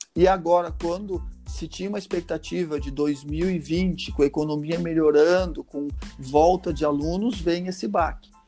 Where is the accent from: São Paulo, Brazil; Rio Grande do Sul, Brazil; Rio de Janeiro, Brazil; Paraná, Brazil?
Rio Grande do Sul, Brazil; Gaúcho; nós, como gaúcho